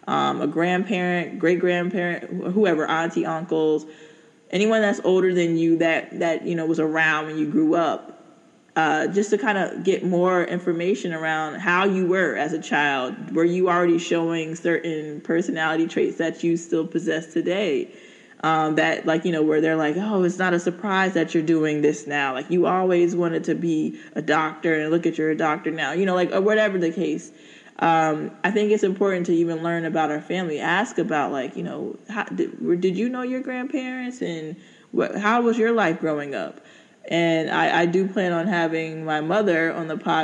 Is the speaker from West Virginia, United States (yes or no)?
no; Newark, New Jersey, United States; also born or lived in Cross, South Carolina / South Orange, New Jersey; I grew up in Newark, New Jersey, in South Orange, you know, that area.